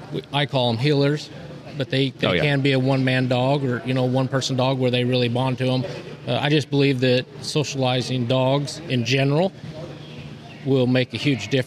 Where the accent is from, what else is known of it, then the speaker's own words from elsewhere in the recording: Wallowa, Oregon, United States; Northeast Oregon, Wallowa, Oregon.